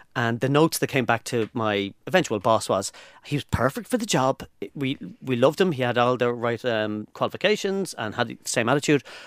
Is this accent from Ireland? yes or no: yes; Ireland